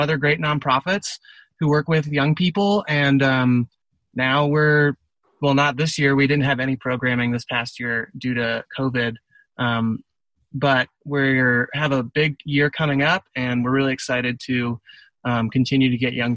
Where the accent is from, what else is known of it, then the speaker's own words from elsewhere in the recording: Virginia, United States; I grew up in Virginia, which is a beautiful place